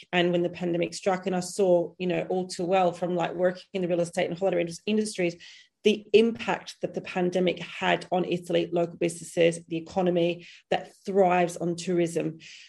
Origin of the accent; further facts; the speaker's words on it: Perth, Western Australia, Australia; accent: hybrid Australian-British; now in United Kingdom; I'm from Perth, Australia. So it's like the most isolated city in the world. And I moved to the UK in 2000.